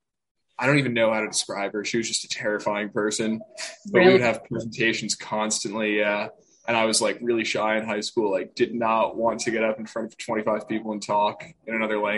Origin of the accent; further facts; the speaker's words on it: New Jersey, United States; I'm from New Jersey